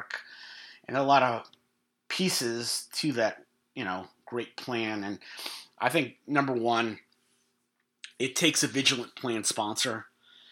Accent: New York, United States; We haven't been in New York, my hometown, since 2019

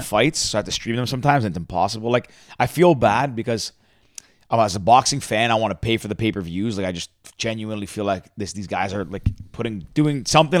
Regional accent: Mississauga, Ontario, Canada; I grew up in Mississauga.

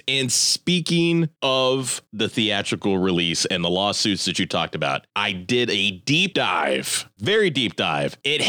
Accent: Warren, Ohio, United States; I grew up in Warren.

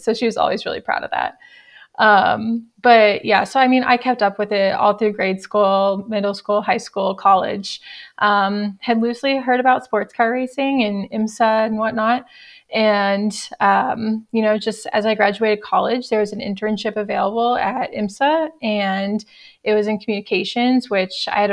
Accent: Dallas, Texas, United States; moved away as an adult; also born or lived in College Station, Texas; now in Daytona Beach, United States; I was born and raised in Dallas, went to Texas A&M.

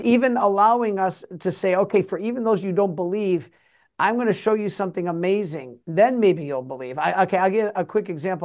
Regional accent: Detroit, Michigan, United States; I'm from Detroit.

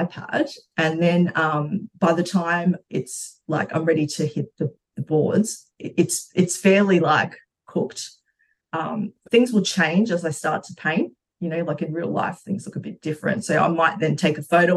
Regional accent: Brisbane, Queensland, Australia; also born or lived in Brazil / London; now in Melbourne, Australia; I was born in Brazil, and when we were when I was seven, my family migrated to Australia, and we went to Brisbane. So I grew up in Brizzy

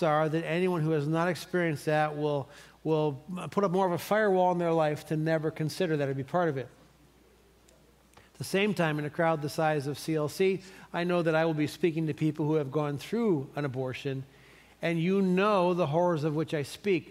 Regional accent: Cleveland, Ohio, United States; moved away; I'm from Cleveland

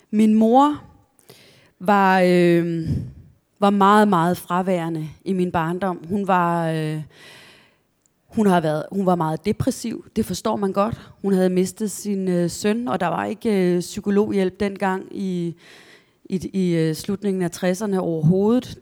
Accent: a village outside Kolding, Southern Denmark, Denmark; also born or lived in Askov, Denmark; vi flyttede senere til en landsby langt, langt ude på landet, øh, uden for Kolding

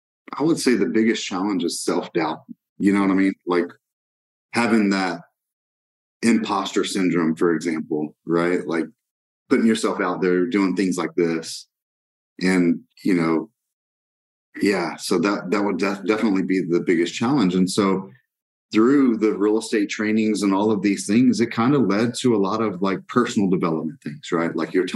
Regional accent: Brazil; I wouldn't change my mission field growing up in Brazil as a missionary's kid.

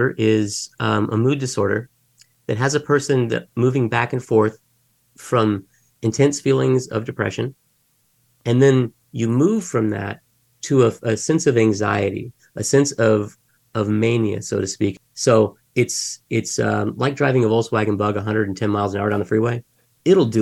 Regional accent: Mesa, Arizona, United States; So I was actually born and raised in Mesa, Arizona, which is just down the street from where I'm at right now

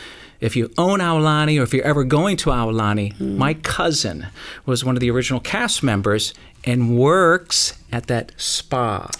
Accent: Honolulu, Hawaii, United States; So growing up in Hawaii, like I said, 9 blocks from Waikiki Beach.

